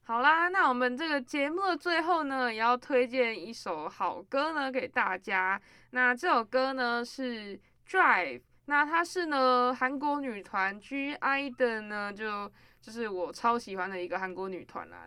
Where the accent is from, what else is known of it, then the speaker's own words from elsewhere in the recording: central Taiwan, Taiwan; 我跟 Gary 呢，都是属于中部人